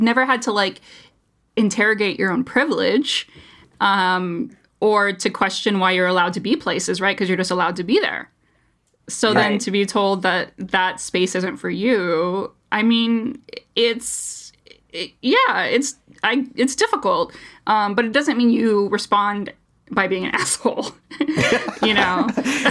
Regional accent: United States; as an American, through and through

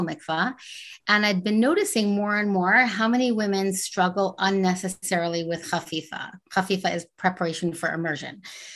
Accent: Montreal, Quebec, Canada; now in Silver Spring, United States; I grew up in Montreal, Canada. I live in Silver Spring, Maryland.

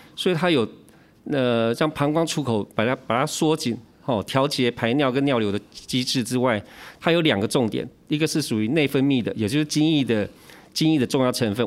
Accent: Taiwan; 以前我们台湾人谚语嘛

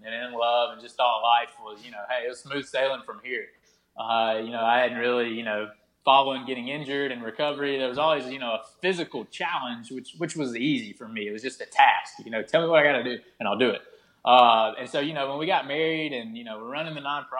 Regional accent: the South, United States; I am from the South and I am in the military

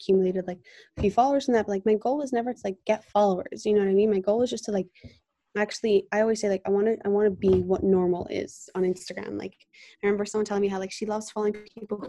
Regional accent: Jerusalem, Jerusalem District, Israel; also born or lived in London, England; I went from this like English little girl to like hardcore Israeli. I moved when I was 8 years old.

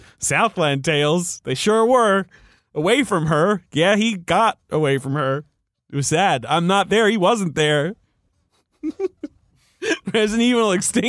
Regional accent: England, United Kingdom; I grew up in England.

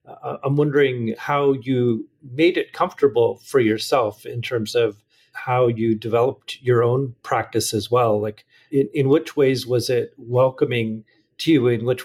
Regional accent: Williams Lake, British Columbia, Canada; I grew up in Williams Lake

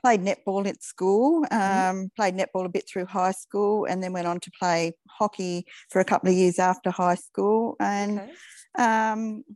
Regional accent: Launceston, Tasmania, Australia; I grew up in Launceston, actually out on Patina Road, and we moved to Riverside at the end of high school. So I'm Launceston born and bred

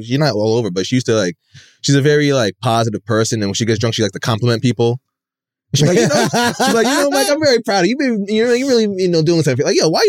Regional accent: Rye, New York, United States; I'm from Rye, and it's all white community.

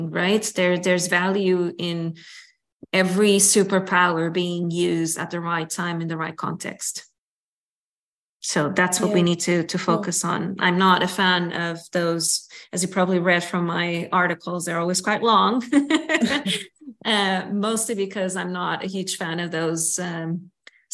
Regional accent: Lisbon, Portugal; in my hometown

